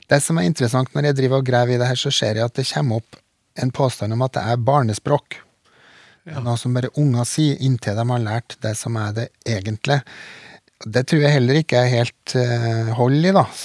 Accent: Trøndelag, Norway; Så jeg er vel trønder nok.

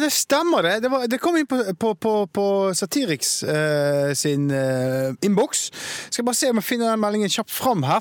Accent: Bergen, Vestland, Norway; Spesielt som bergenser.

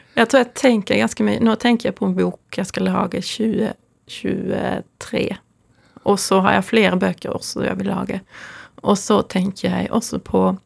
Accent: near Louisiana art museum, ferry from Helsingborg, Skåne, Sweden; now in Norway; Jeg er oppvokst nær Luciana kunstmuseum, så jeg var ofte der fra jeg var 15 og fremover

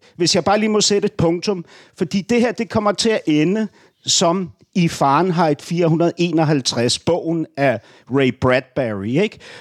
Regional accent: Berlin, Germany; now in Denmark; Berlin min barndomsby

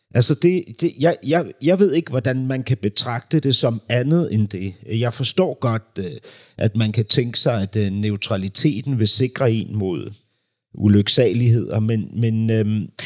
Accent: Berlin, Germany; moved away; jeg voksede jo op, klods op af den der Berlinmur, ikke? fordi min barndom udspillede sig i Vestberlin

